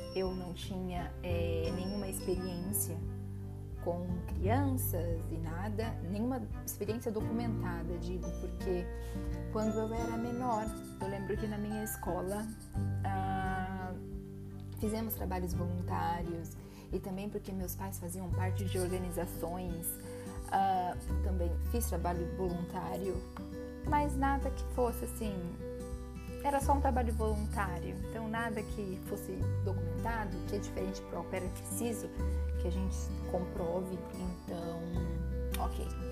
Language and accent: Portuguese; Presidente Prudente, São Paulo, Brazil; moved away as an adult; also born or lived in New York, United States; now in Lisbon, Portugal; sou brasileira. Sou do interior de São Paulo, de Presidente Prudente.